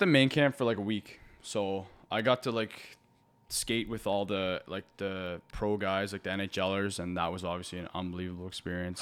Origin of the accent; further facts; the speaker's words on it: Halifax, Nova Scotia, Canada; growing up in Halifax and watching the Moose Heads